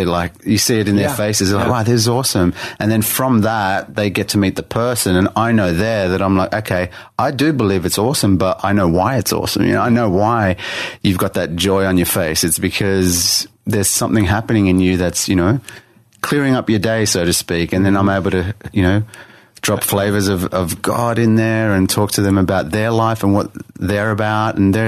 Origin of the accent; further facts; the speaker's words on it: Sydney, New South Wales, Australia; Born and bred in Sydney, like in the city. Grew up in the city.